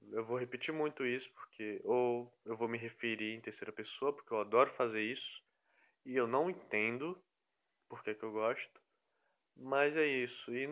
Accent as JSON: {"language": "Portuguese", "town": "Fortaleza", "region": "Ceará", "country": "Brazil", "also_born_or_lived": "Rio de Janeiro", "lives_now": "Piauí, Brazil", "said": "Aí eu vim esse ano pro Piauí, que antes eu estava morando no Rio de Janeiro. Porém eu sou de Fortaleza."}